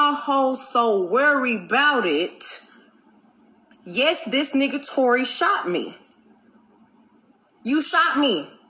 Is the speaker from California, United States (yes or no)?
no; Houston, Texas, United States; I'm from Houston. I'm from the motherfucking South Side.